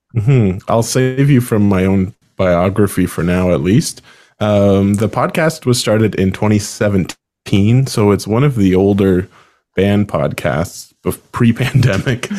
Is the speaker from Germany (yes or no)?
no; Summerside, Prince Edward Island, Canada; moved away as an adult; also born or lived in Sackville, New Brunswick; I'm originally from Summerside, Prince Edward Island, Canada